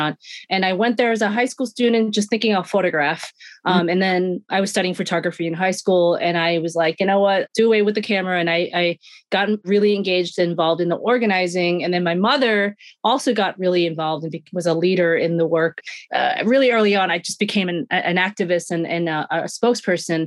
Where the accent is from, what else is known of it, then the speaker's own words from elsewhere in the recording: New York City, New York, United States; I grew up in Sunset Park, Brooklyn, born and raised